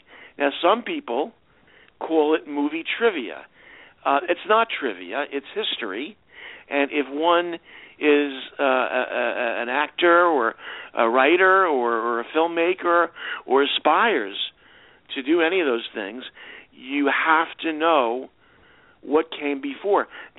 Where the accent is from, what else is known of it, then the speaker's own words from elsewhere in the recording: New York City, New York, United States; Well, you know, I, as a kid growing up in New York City, you know, that was before the days of video and Turner Classic Movies